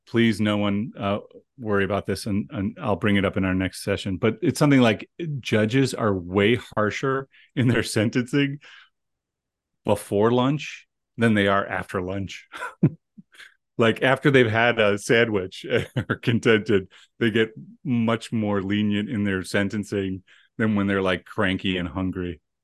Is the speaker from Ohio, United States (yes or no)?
yes; Cleveland, Ohio, United States; now in Rochester, United States; Cleveland, Ohio, which is my hometown.